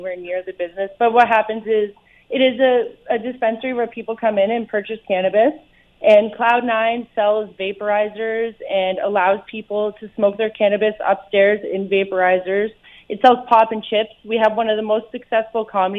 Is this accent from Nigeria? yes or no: no; Hamilton, Ontario, Canada; moved away as an adult; also born or lived in Burlington, Ontario / Vancouver, British Columbia; I moved back home. I was born in Burlington, moved home to Hamilton